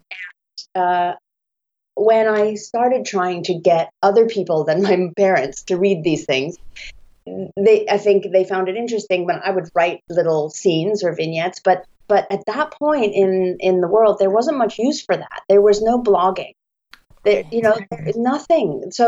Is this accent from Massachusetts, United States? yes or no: yes; Scituate, Massachusetts, United States; moved away as an adult; also born or lived in Indiana / China / Italy / Japan; we're both from Massachusetts. I grew up in Scituate, Massachusetts, and I went to Indiana University for college